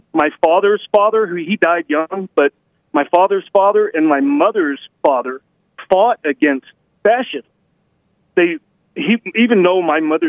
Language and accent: English; Roswell, New Mexico, United States; born there; so I was born in Roswell, New Mexico.